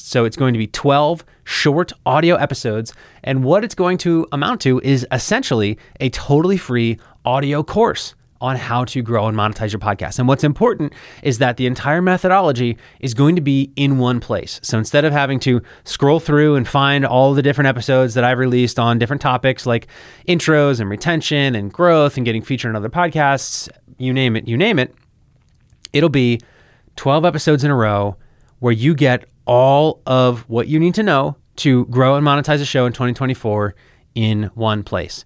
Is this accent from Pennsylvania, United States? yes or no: yes; Philadelphia, Pennsylvania, United States; moved away as an adult; now in Florida, United States; I literally moved a thousand miles away from my hometown in Philadelphia. I moved to Florida